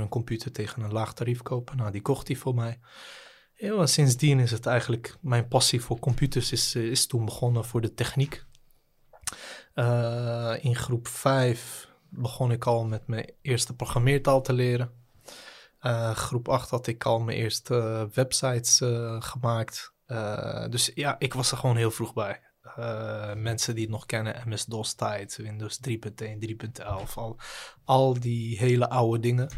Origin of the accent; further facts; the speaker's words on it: Rotterdam, South Holland, Netherlands; also born or lived in The Hague; now in Ridderkerk, Netherlands; opgegroeid, althans geboren in Den Haag. opgegroeid in Rotterdam-Zuid.